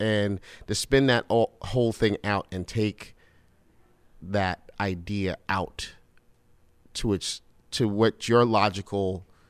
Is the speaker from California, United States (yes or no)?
no; Brooklyn, New York, United States; Brooklyn in Crown Heights.